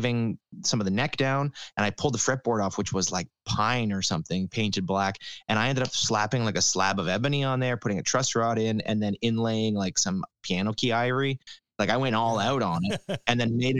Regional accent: Ottawa, Ontario, Canada; this town that I'm in right now, my hometown, of Ottawa

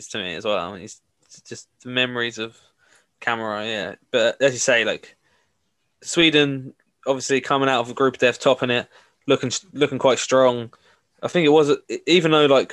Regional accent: England, United Kingdom; growing up in England

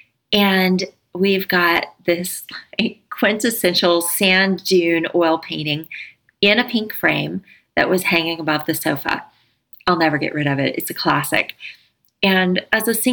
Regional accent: Pace, Florida, United States; That's where I grew up

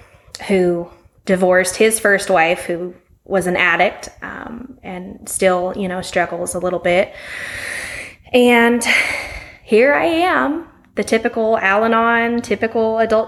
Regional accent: Las Vegas, Nevada, United States; moved away as an adult; now in Stephenville, Texas, United States; I was in Las Vegas. I was raised in Las Vegas, Nevada.

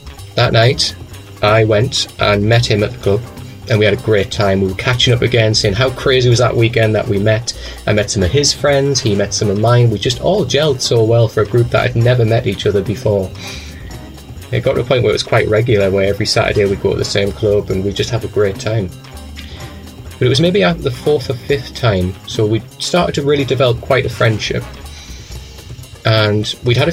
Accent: Newcastle upon Tyne, North East England, United Kingdom; moved away; also born or lived in Manchester; Where I'm from is the northeast of England. I'm from a place called Newcastle

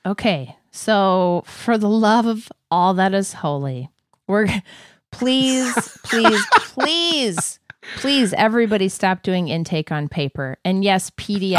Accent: Wisconsin, United States; I was born in Wisconsin

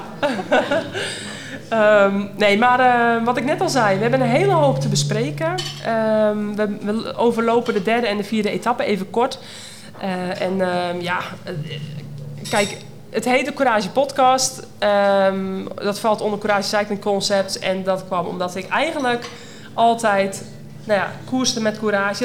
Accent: North Holland, Netherlands; Dat zijn wij natuurlijk in Noord-Holland niet gewend, waar ik vandaan kom

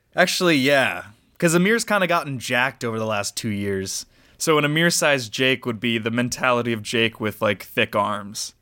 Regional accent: United States; growing up in America as a brown person

